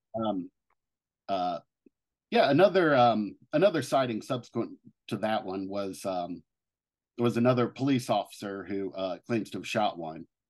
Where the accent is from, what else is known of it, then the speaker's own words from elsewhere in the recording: Cincinnati, Ohio, United States; moved away; my hometown of, uh, Cincinnati, Ohio